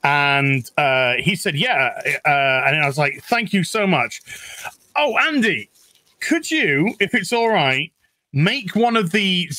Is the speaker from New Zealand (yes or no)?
yes; New Zealand; New Zealander. I'm a New Zealander. Well, apparently I'm a New Zealander.